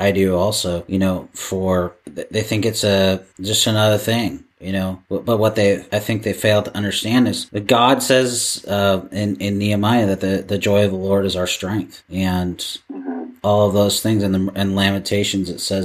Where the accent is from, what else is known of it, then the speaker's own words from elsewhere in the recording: Seattle, Washington, United States; I'm from Seattle